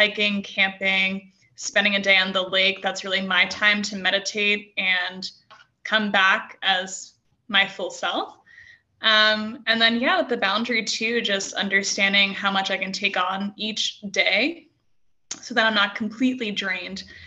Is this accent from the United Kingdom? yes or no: no; New England, United States; also born or lived in Santa Barbara; now in Prescott, United States; I'm from New England, so I love the seacoast